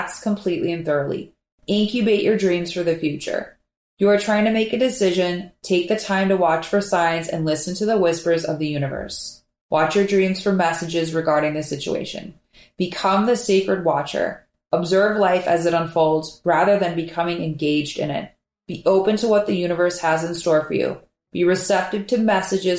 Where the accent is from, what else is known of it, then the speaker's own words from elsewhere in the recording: Minneapolis, Minnesota, United States; now in Miami, United States; I'm from Minneapolis, and up there, fall is the most beautiful time of year.